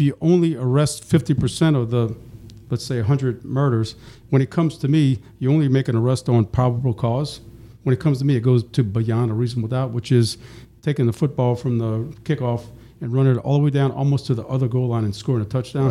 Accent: New Orleans, Louisiana, United States; now in East Baton Rouge, United States; I was born and raised in New Orleans

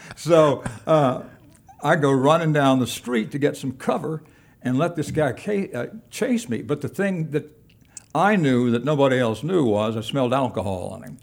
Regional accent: Kingsport, Tennessee, United States; moved away as an adult; also born or lived in Evanston / Nashville / Baton Rouge; I was from Tennessee. I grew up in Kingsport

